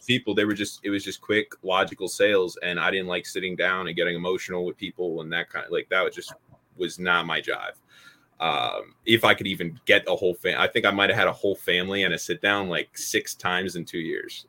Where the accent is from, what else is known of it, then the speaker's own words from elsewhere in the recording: Pennsylvania, United States; also born or lived in Louisiana; I went back to Pennsylvania, right? Because I'm not from Louisiana. So then I went back all the way back up to Pennsylvania